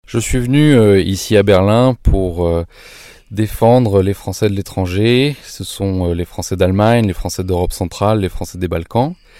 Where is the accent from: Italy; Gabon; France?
France; now in Germany; nous en tant que Français de l'étranger